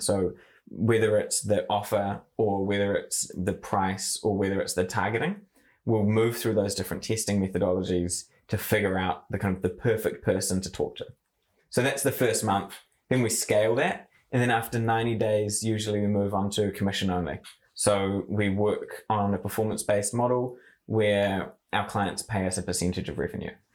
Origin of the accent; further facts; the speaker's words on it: Kaitaia, Northland, New Zealand; I grew up in Kaitaia and in the far north